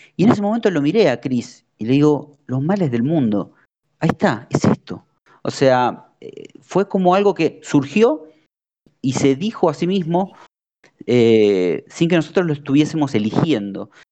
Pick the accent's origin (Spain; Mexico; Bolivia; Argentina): Argentina; la primera banda argentina